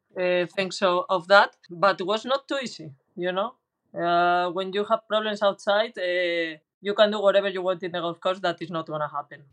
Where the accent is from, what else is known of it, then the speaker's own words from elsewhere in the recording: Valladolid, Castile and León, Spain; English is a second language; I was coming from Valladolid, that is a small town in compared to the others.